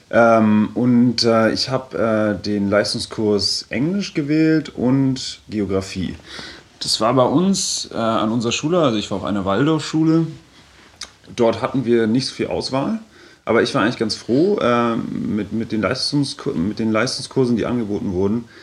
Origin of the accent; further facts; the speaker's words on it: Bavaria, Germany; der war vorher an der Uni in äh, Erlangen, in, in Franken, wo ich herkomme.